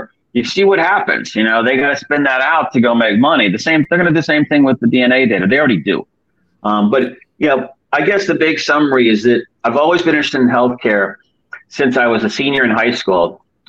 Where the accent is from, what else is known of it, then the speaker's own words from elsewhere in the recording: Detroit, Michigan, United States; born there; I mean, I was born in Detroit, actually.